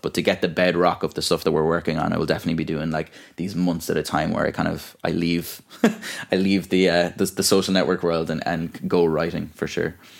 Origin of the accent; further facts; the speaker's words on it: Ballyvaughan, Munster, Ireland; moved away as an adult; also born or lived in France; now in Dublin, Ireland; in Ballyvaughan in my hometown and all or kind of around North Clare